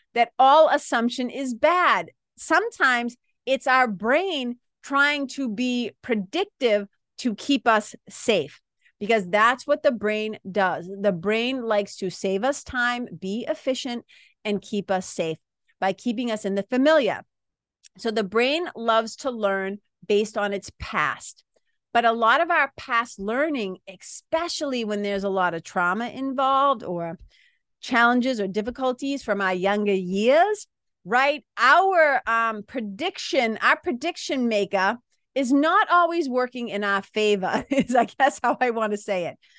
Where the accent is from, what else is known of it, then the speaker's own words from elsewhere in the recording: Boston, Massachusetts, United States; accent: Boston; people from Boston, people from the Northeast